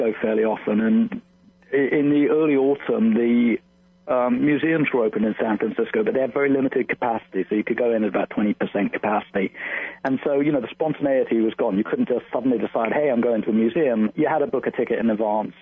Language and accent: English; London, United Kingdom; moved away; I'm from London originally. And so, you know, I have my childhood friends still live in London.